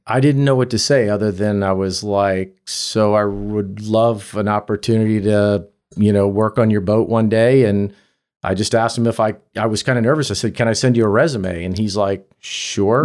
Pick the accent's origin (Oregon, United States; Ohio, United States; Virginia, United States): Virginia, United States; I grew up in Virginia